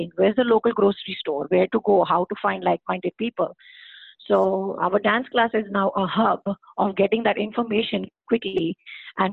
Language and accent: English; India; moved away as an adult; most of us, we come from India, and we are surrounded by a big, huge family